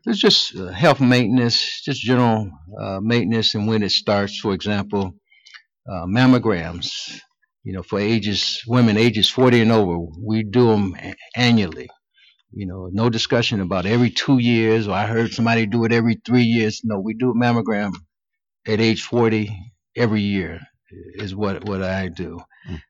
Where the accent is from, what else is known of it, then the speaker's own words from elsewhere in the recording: Cleveland, Ohio, United States; I was born and raised in Cleveland